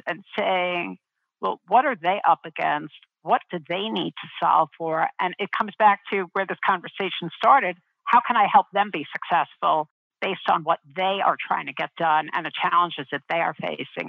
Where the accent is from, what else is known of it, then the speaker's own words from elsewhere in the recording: New York City, New York, United States; I grew up in Brooklyn